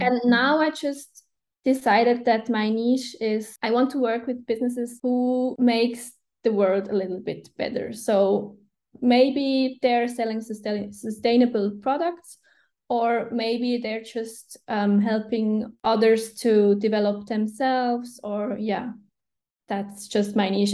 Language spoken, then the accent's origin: English; Switzerland; first language Swiss German; English is a second language